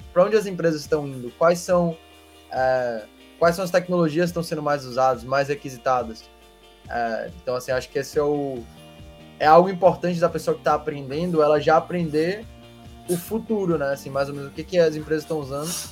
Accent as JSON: {"language": "Portuguese", "town": "Salvador", "region": "Bahia", "country": "Brazil", "tie": "born or raised there", "said": "sou baiano, né? Vocês sabiam. A gente nasceu aqui em Salvador"}